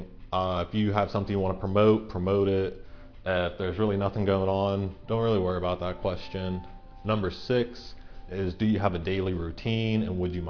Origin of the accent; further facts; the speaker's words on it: Central Pennsylvania, United States; I'm from Central Pennsylvania. I've grew up here. I've lived here my entire life, pretty much.